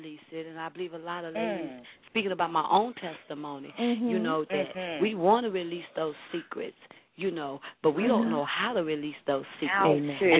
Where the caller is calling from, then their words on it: Temple, Texas, United States; I'm calling from Temple, Texas.